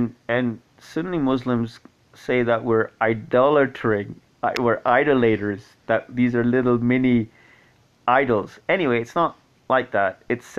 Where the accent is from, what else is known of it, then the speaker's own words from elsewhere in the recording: Scotland, United Kingdom; also born or lived in Kuwait; I grew up in Kuwait for 10 years. Prior to that, Scotland, obviously. Some of the formative years of my life were in Kuwait, and I learned Arabic there